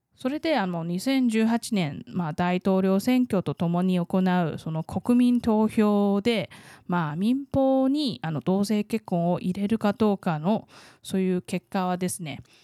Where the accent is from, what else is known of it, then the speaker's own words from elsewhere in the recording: Taiwan; 台湾生まれ台湾育ち